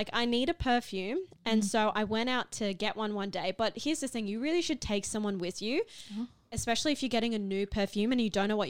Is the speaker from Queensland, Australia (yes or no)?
yes; Cairns, Queensland, Australia; I grew up in Cairns